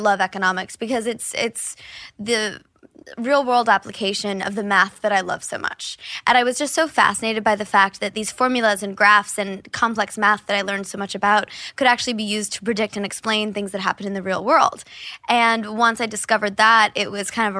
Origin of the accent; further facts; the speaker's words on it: Kansas City, United States; some of my favorite memories growing up in Kansas City